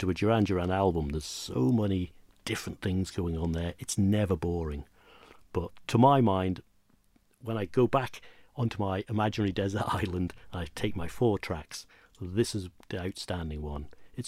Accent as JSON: {"language": "English", "town": "Inchmarnock", "region": "Scotland", "country": "United Kingdom", "tie": "born or raised there", "said": "Well, where we grew up on Inchmarnock, we were fortunate enough to find some amazing artifacts, historical artifacts."}